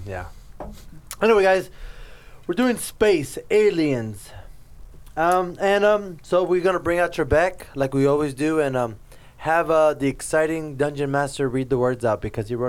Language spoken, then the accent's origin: English; Jamaica; because I'm Jamaican, bro.